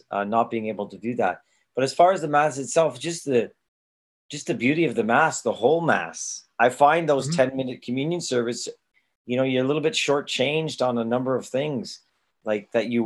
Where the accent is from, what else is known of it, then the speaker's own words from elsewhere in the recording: Toronto, Ontario, Canada; was a kid growing up in Toronto in the 1970s.